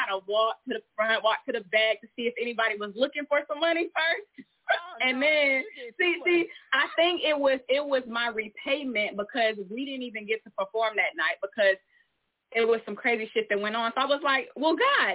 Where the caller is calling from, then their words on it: Atlanta, Georgia, United States; Yes, I am tapping in from Georgia, and if I tell y'all the city, y'all ain't gonna know it, so I ain't gonna let y'all do me like that. So we gonna say Atlanta.